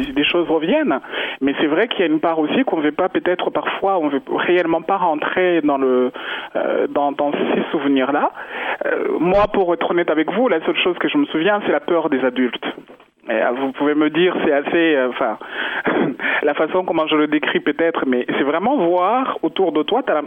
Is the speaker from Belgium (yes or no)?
no; Rwanda; moved away; Tant que Rwandais, on est tous mélangés d'une part ou d'une autre